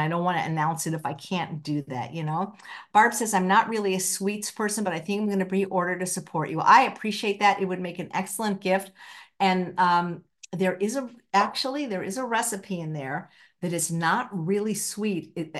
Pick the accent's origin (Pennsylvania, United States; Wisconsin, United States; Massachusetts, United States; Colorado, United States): Pennsylvania, United States; Philadelphia; Goldenberg peanut chews were a favorite of mine growing up in Philadelphia.